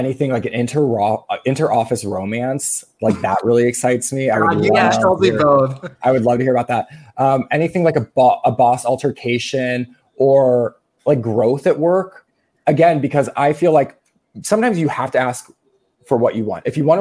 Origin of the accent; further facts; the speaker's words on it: Midwest, United States; I'm from the Midwest